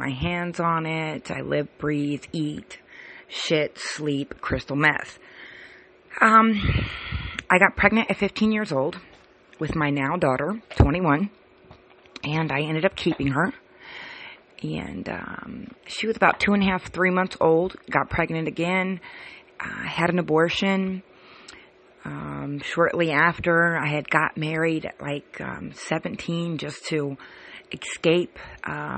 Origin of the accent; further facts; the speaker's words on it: California, United States; moved away as an adult; now in Cincinnati, United States; I moved from California, which I was born and raised, to Cincinnati, Ohio